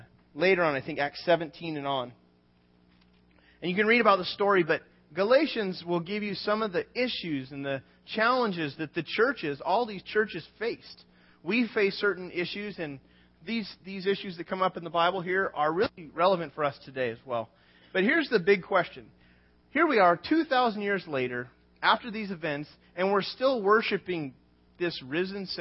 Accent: United States; we were born here.

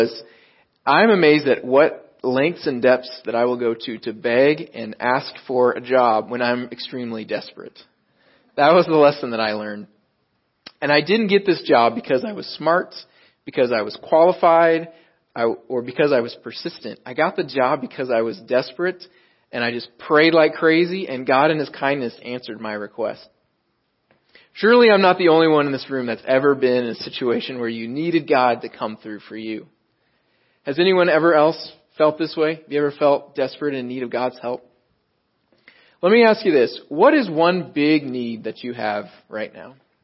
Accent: Dallas-Fort Worth area, Texas, United States; accent: Texas twang; moved away as an adult; also born or lived in Riverside, California; now in Southern California, United States; I grew up in the Dallas-Fort Worth area. I'm not originally from Southern California

